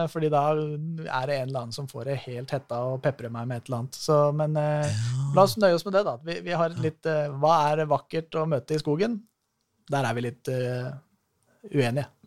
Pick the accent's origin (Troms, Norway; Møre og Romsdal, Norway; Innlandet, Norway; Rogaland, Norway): Innlandet, Norway; Valdres; Jeg er fra Valdres.